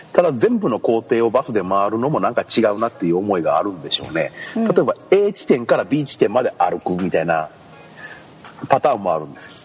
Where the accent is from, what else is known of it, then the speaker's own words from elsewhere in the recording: Kochi, Japan; 高知で生まれて育って気づけばもうそろそろ32年になろうとします